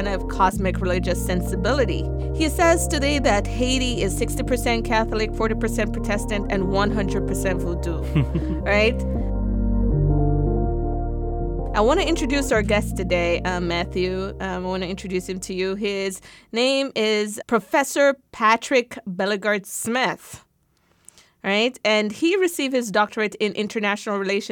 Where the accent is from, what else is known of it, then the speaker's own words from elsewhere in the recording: Jamaica; I'm from Jamaica, so we have Obia